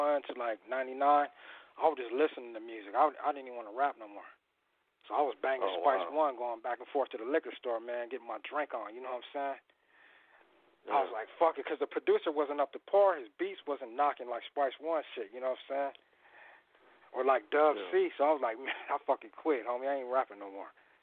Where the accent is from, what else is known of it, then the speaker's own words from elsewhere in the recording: Madison, Wisconsin, United States; now in Riverside, United States; I'm from the Midwest. I'm from Madison, Wisconsin. But I touched out here like in the '80s